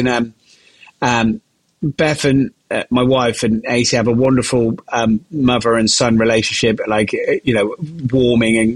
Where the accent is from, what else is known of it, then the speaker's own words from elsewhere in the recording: Gloucester, South West England, United Kingdom; I'm from Gloucester